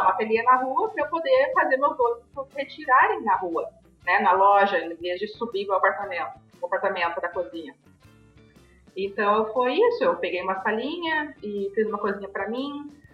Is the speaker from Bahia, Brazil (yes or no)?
no; Novo Hamburgo, Rio Grande do Sul, Brazil; nasci em Novo Hamburgo